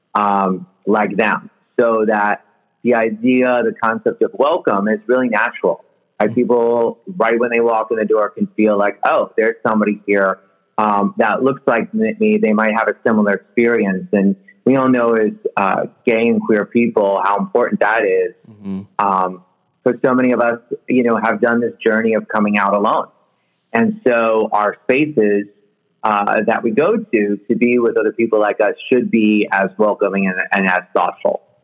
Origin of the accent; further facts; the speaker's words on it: New York City, New York, United States; now in Oakland, United States; I grew up in New York City